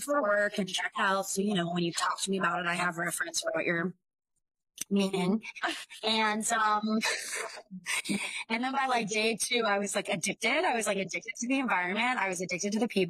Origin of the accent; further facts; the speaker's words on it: San Luis Obispo County, California, United States; now in Los Angeles, United States; I grew up in San Luis Obispo County, which is like central coast of California, like equidistant between Los Angeles and San Francisco